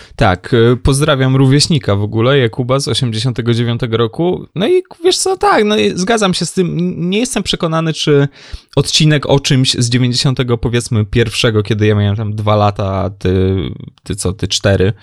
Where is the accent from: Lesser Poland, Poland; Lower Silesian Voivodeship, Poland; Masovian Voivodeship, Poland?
Lower Silesian Voivodeship, Poland; jestem z Dolnego Śląska